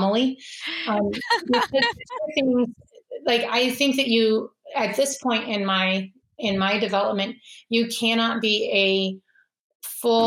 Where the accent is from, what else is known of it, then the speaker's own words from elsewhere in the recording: Anchorage, Alaska, United States; I grew up in Anchorage, Alaska, and I attended a Methodist church